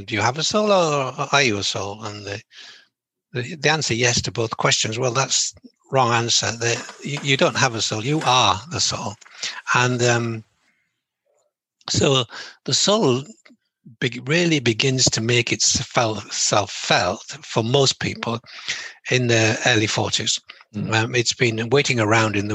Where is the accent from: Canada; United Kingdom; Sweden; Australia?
United Kingdom; England; I'm from England.